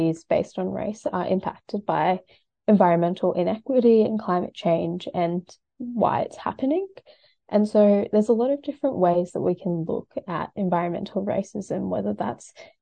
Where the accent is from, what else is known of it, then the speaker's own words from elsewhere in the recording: Sydney, New South Wales, Australia; I grew up in Western Sydney